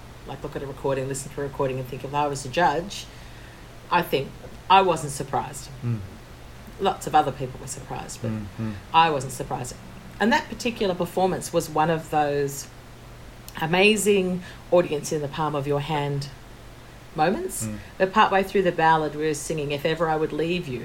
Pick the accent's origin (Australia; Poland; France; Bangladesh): Australia; we're the people from Australia